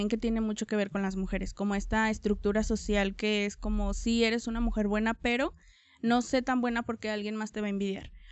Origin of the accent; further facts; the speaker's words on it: Tonalá, Jalisco, Mexico; Soy de aquí de Tonalá. Siempre, siempre he vivido aquí en Tonalá. Em, viví en dos colonias, eh, pero siempre pues de Tonalá. Vivo en El Zapote.